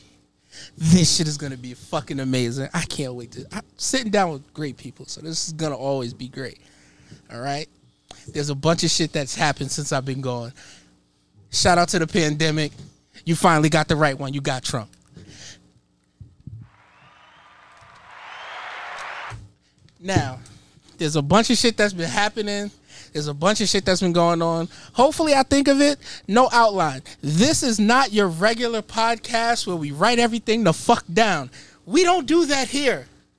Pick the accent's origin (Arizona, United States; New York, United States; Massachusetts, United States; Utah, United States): New York, United States; New York City; I'm from Harlem